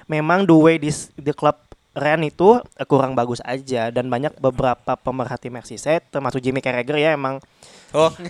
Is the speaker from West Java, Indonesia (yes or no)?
no; Jakarta, Indonesia; karena gua orang bukan orang Mercedes, gua orang Jakarta ya